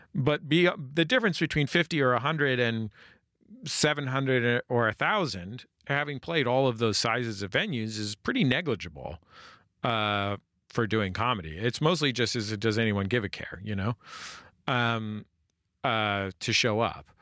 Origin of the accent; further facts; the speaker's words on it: California, United States; also born or lived in San Francisco; now in Los Angeles, United States; I'm from California